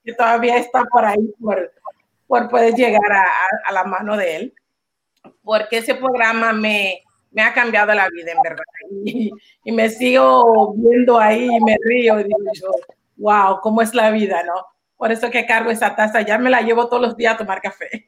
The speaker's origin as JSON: {"language": "Spanish", "country": "Panama"}